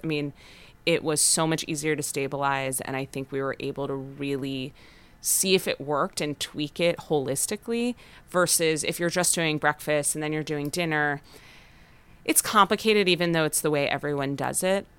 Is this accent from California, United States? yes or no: yes; Los Angeles, California, United States; We're both from Los Angeles, born and raised.